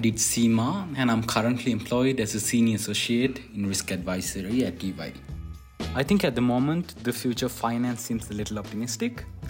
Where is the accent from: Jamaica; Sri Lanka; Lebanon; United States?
Sri Lanka; from Sri Lanka